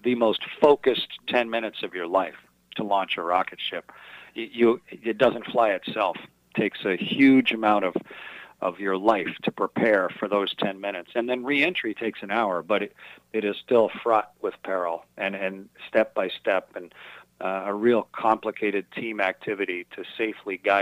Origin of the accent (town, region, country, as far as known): Milton, Ontario, Canada; born or raised there; moved away as an adult; also born or lived in Sarnia, Ontario / Russia / United States